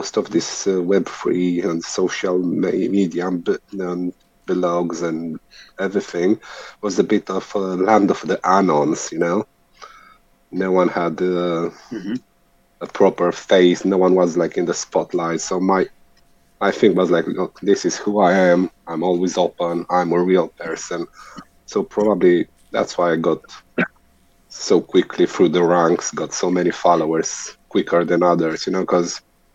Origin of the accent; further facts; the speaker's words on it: Romania; now in United Kingdom; at the moment, I'm living in UK, but I'm born and bred in Romania.